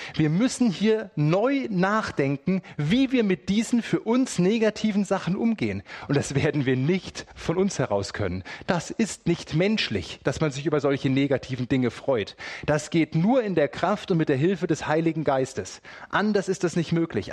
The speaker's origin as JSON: {"language": "German", "country": "Germany", "said": "bei uns in Deutschland"}